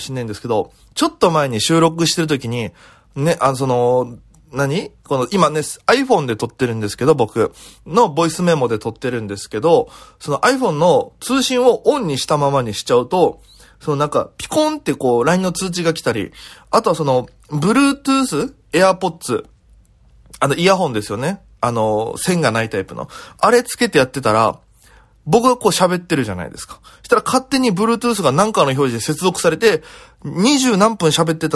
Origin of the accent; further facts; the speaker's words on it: Okinawa, Japan; now in Tokyo, Japan; 在東京で活動しておりますピン芸人の … ですよろしくお願いいたしますこの番組は大都会東京へ口先一つで乗り込んだ沖縄芸人の一人語り